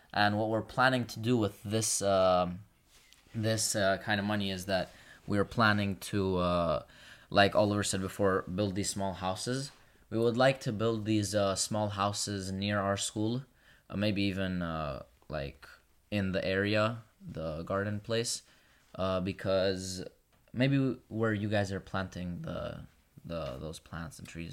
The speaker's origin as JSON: {"language": "English", "country": "Kosovo", "moved": "yes", "lives_now": "Brindisi, Italy", "said": "I'm from Kosovo"}